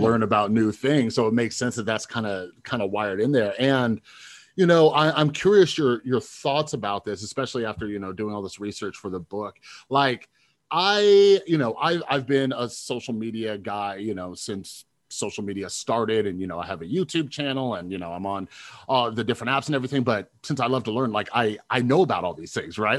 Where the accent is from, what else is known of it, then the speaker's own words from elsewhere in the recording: Las Vegas, Nevada, United States; I'm from Vegas